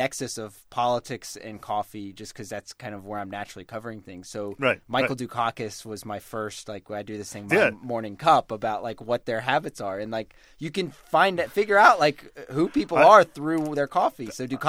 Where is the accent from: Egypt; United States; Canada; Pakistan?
United States; Tennessee; also born or lived in North Carolina / Boston; now in Washington, United States; I grew up mostly in Tennessee and went to school in North Carolina at UNC